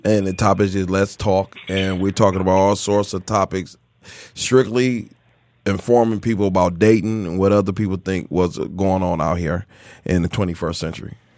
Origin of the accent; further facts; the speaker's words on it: Miami, Florida, United States; moved away; I'm originally from Miami. I'm from Florida